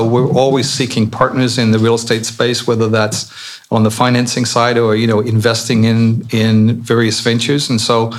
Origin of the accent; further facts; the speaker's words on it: Colchester, East of England, United Kingdom; also born or lived in Barnet / United States; now in Canada; a band out of Colchester, my hometown.